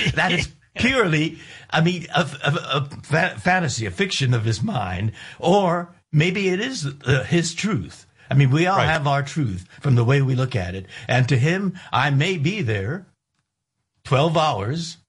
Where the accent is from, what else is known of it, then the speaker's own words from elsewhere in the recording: United States; I'm an American